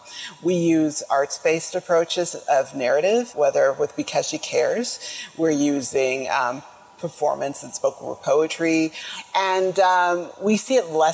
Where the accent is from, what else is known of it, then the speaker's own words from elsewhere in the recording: Jamaica; I am Jamaican